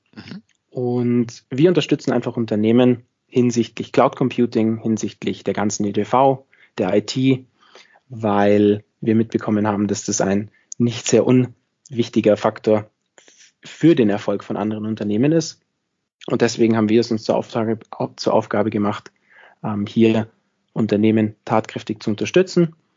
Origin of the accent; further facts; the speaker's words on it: near Munich, Bavaria, Germany; moved away as an adult; also born or lived in Innsbruck, Austria; now in Austria; komme ursprünglich aus der Nähe von München. Das heißt, ich bin auch, wie man in Österreich sagt, ein sogenannter Zurgroster. Ähm, das heißt, man hört es vielleicht an meinem Akzent, ich bin nicht ganz aus Österreich